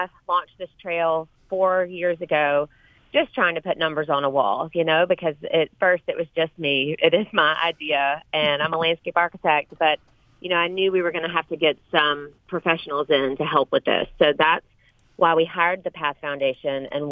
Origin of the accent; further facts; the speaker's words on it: Sandersville, Georgia, United States; also born or lived in Athens, Georgia; we moved back home to my hometown, Sandersville